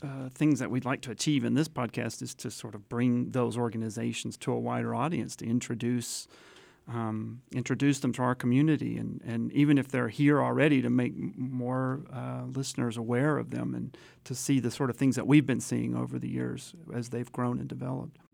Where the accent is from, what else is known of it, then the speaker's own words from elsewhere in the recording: Chattanooga, Tennessee, United States; moved away; I, I actually grew up in, in Chattanooga, Tennessee